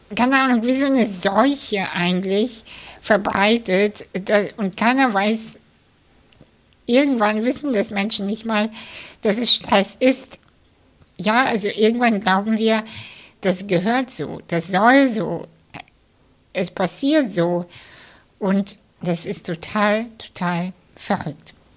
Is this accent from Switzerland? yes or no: no; Kazakhstan; now in Germany; ich bin in der ehemaligen UdSSR aufgewachsen. Ich, ich komme selber aus Kasachstan